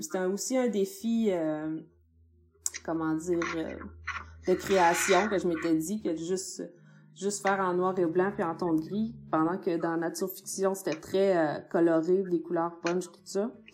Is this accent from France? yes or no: no; Baie-Comeau, Quebec, Canada; moved away as an adult; quand je suis partie, en fait, de Bécomo, j'avais 18 ans, puis j'étais pas tant que ça intéressée par ma région